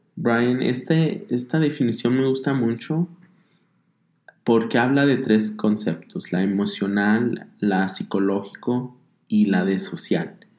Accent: Denver, Colorado, United States; also born or lived in Zacatecas, Mexico; nací en Zacatecas, México, mi familia es de allá. Ah, crecí aquí en Estados Unidos, aquí en lo que es Denver, Colorado

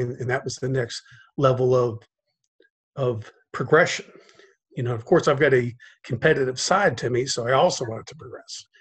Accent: Cincinnati, Ohio, United States; now in South Florida, United States; I grew up in Cincinnati, Ohio

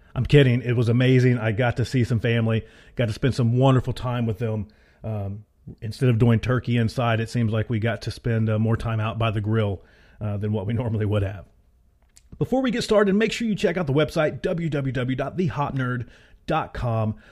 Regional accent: Appalachia, United States; accent: Appalachian; my wonderful Appalachian accent

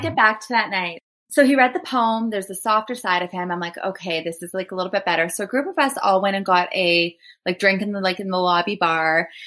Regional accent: Thunder Bay, Ontario, Canada; I'm from Thunder Bay.

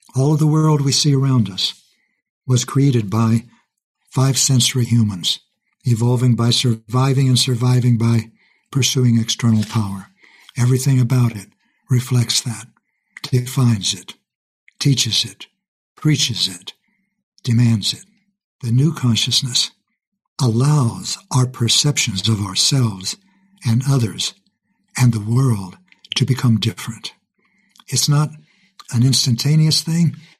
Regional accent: Kansas, United States; also born or lived in Texas; Kansas is where we moved when I was young.

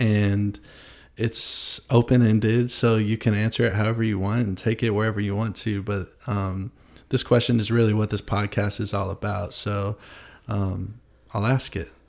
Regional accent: Nashville, Tennessee, United States; also born or lived in Franklin, Tennessee; I was born in Nashville, and went to school south of Nashville

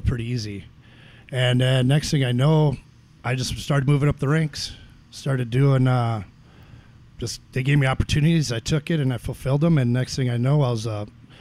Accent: Dilworth, Minnesota, United States; also born or lived in Carrizo Springs, Texas; now in Williston, United States; they wanted to settle down. So they settled down in a little town in Minnesota called Dilworth

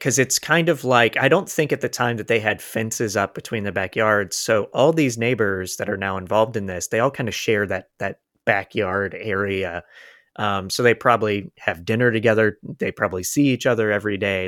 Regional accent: Polk County, Florida, United States; I'm from Polk County, Florida

